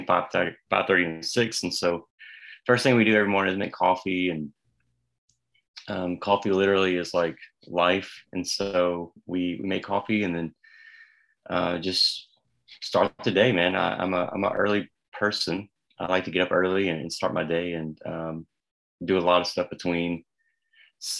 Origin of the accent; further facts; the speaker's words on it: the South, United States; even as a Southerner